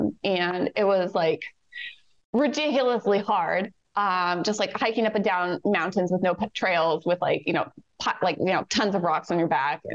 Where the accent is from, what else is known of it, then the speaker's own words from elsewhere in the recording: Canada; I'm Canadian.